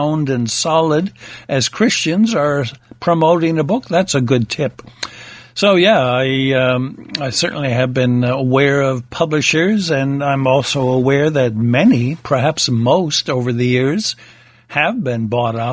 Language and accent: English; United States; Being an American myself